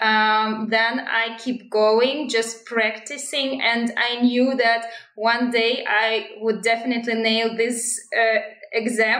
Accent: Astana, Kazakhstan; English is a second language; I'm from Kazakhstan, Astana

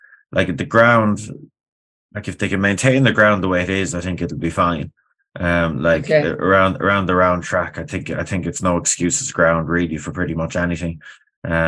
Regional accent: Ireland; me being an Irishman

